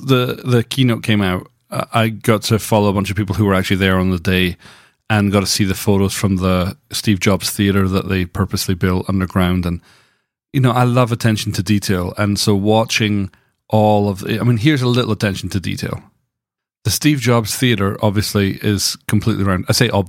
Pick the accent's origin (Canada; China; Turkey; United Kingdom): United Kingdom; Scotland; I'm from Scotland. We can't talk. We have some crazy names.